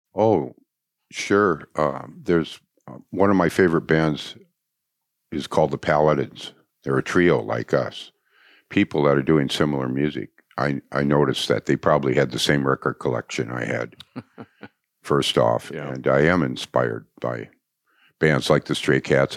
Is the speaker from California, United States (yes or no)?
no; Anoka, Minnesota, United States; also born or lived in Blaine, Minnesota; I was from Anoka